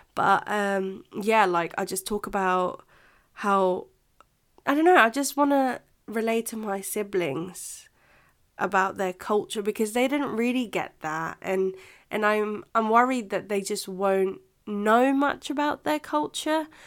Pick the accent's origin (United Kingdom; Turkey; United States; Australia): United Kingdom; England; first language Filipino; English is a second language; also born or lived in Philippines; my English culture, which I do think I have because I grew up here